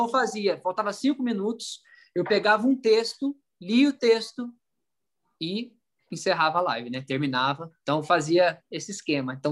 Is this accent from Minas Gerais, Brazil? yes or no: yes; Minas Gerais, Brazil; Porque eu sou mineiro, conheci … com 14 anos